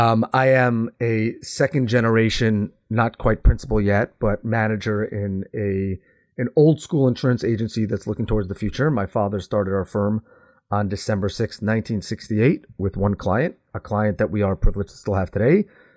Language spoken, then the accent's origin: English; New York, United States; I am complaining, but I can because I am from the Northeast.